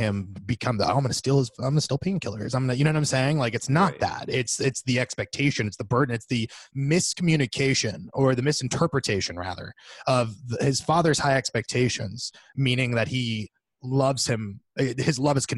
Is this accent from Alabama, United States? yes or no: no; central Florida, United States; we're not like from South Florida, but we have the University of South Florida for some reason, even though we're in the middle of the state